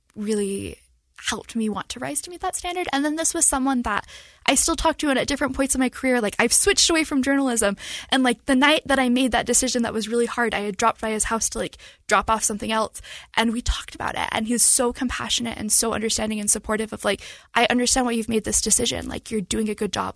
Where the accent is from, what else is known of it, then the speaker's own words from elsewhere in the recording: Salt Lake County, Utah, United States; also born or lived in Pacific Northwest / Cache Valley, Utah; I grew up in Salt Lake County